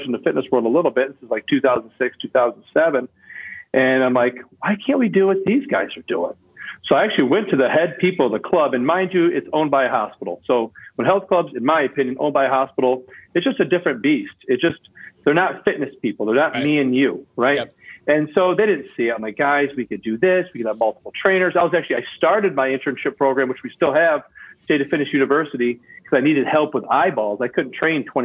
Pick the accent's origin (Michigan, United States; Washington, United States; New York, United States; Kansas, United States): Michigan, United States; Lansing; my gym I grew up at in Lansing